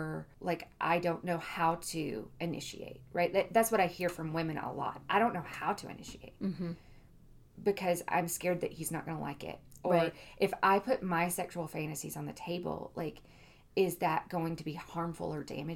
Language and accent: English; Southeast United States, United States; I am from the Southeast United States